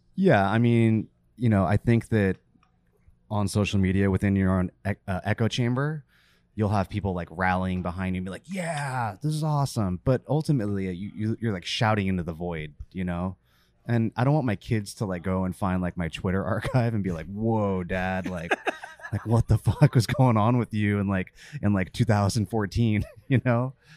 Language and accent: English; California, United States; born or raised there; also born or lived in Virginia